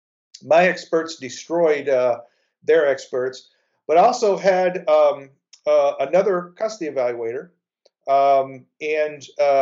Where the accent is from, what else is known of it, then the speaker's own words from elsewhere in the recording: Texas, United States; as a Texan